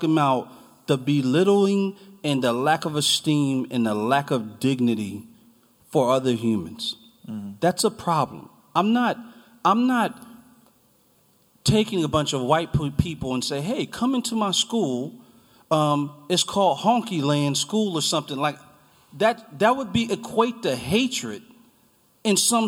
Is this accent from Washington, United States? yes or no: no; New Jersey, United States; now in Charlottesville, United States; I'm from New Jersey